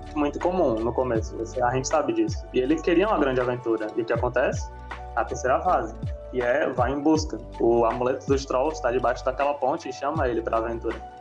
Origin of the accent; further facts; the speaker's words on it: Rio Grande do Norte, Brazil; numa cidade daqui do Rio Grande do Norte, de onde eu venho